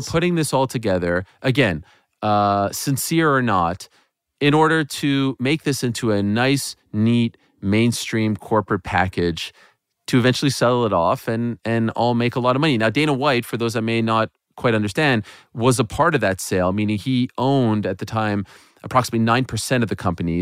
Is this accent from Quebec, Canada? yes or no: yes; Montreal, Quebec, Canada; my hometown of Montreal